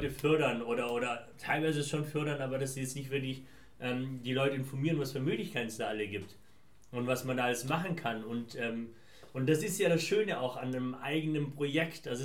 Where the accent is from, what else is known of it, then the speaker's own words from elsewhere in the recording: Afghanistan; now in Germany; das Gute, wenn man so zwei unterschiedlichen Kulturen groß geworden ist, so wie ich. Ähm, dass du einmal aus, aus, aus ähm, also ich komme ursprünglich